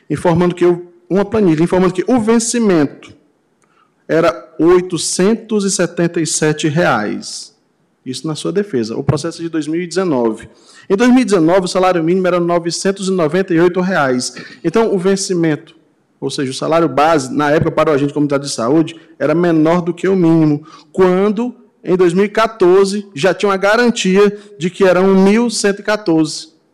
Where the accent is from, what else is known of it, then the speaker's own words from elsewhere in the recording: Ceará, Brazil; Quer dizer que venho do Ceará, de terras alencarinas